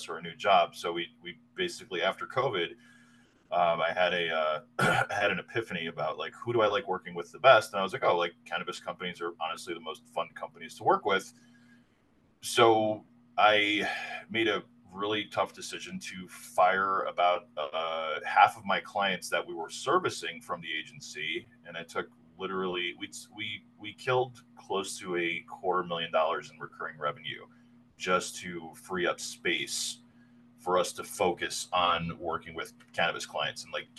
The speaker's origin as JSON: {"language": "English", "region": "New Jersey", "country": "United States", "tie": "born or raised there", "moved": "as an adult", "said": "I grew up on the East Coast, in New Jersey, in the 80s and 90s, in the early 2000s."}